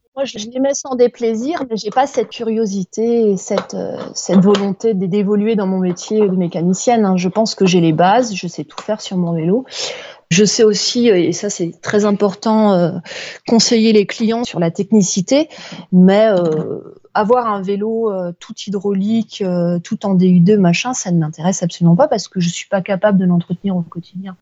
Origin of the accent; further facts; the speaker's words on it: Alsace, Grand Est, France; now in Paris, France; j'ai passé mes vacances en Alsace, donc je suis retournée dans, ma, dans mon bled d'origine